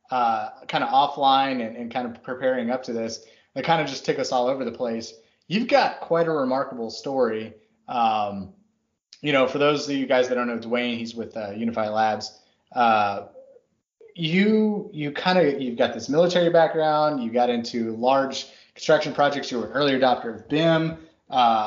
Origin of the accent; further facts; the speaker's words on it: Texas, United States; moved away; So I grew up in Texas